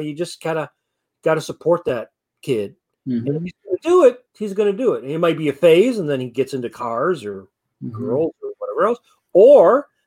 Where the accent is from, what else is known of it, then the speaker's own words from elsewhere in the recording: Detroit, Michigan, United States; growing up in Detroit, you know, in the Black community